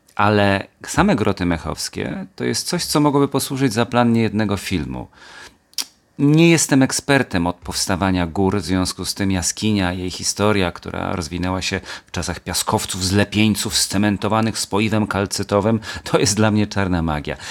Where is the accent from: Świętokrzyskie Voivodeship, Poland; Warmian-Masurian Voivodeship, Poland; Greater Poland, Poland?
Świętokrzyskie Voivodeship, Poland; Kielce; also born or lived in Gdynia area; jestem kielczaninem z dziada pradziada